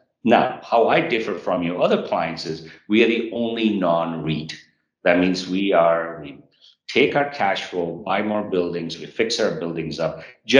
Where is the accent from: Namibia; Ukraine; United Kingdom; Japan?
Japan; born there; So I was born in Japan.